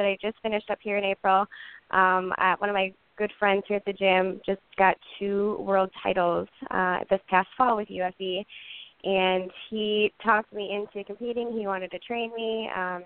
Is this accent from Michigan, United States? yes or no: yes; Big Rapids, Michigan, United States; I am from Big Rapids, Michigan, a super tiny town in the middle of the Mitten State